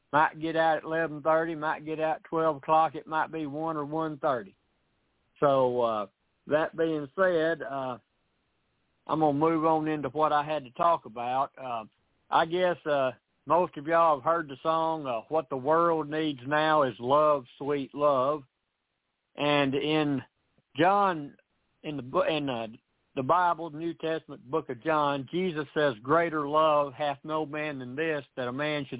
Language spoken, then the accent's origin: English; Tennessee, United States; out of Tennessee.